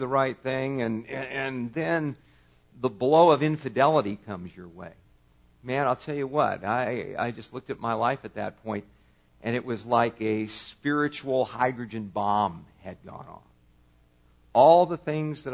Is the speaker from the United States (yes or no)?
yes; California, United States; I grew up in California.